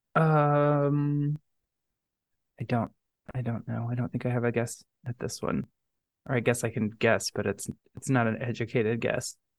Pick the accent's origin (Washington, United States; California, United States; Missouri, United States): Missouri, United States; St. Louis; I'm from Saint Louis.